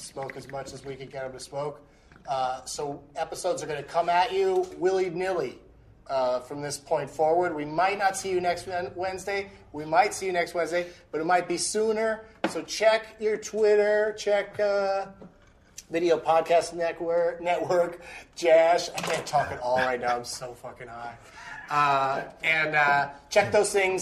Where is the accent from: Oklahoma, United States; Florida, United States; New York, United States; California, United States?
California, United States; San Diego; moved away; I'm from San Diego